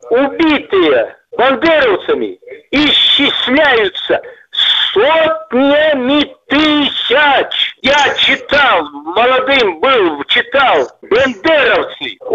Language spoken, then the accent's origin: Russian; Belarus; я белорус, ты русский, неважно, да.